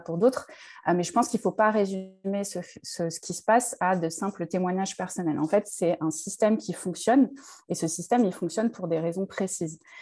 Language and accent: French; Draveil, Île-de-France, France; j'ai grandi à Draveil dans l'Essonne